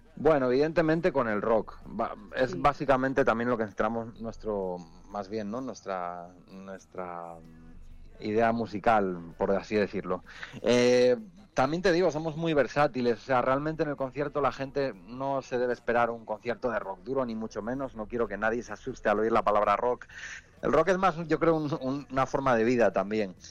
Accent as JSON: {"language": "Spanish", "region": "Asturias", "country": "Spain", "said": "soy asturiano"}